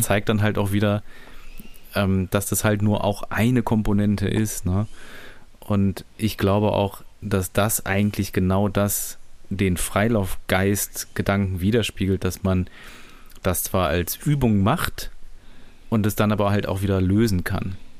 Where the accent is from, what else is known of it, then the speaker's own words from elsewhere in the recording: Düsseldorf, North Rhine-Westphalia, Germany; ich komme aus Düsseldorf